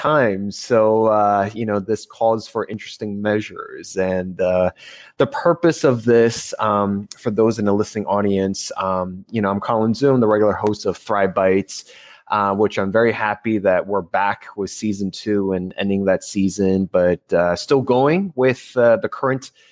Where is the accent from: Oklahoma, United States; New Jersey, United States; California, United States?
New Jersey, United States; now in Los Angeles, United States; I'm originally from New Jersey